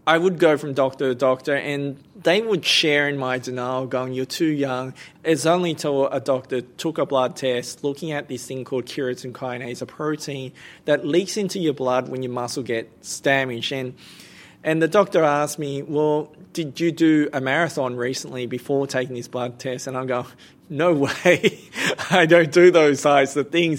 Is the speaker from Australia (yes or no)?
yes; Blacktown, New South Wales, Australia; also born or lived in Cambodia / Bankstown; growing up in Blacktown was that there were not many people from Southeast Asia li-, living in Blacktown at the time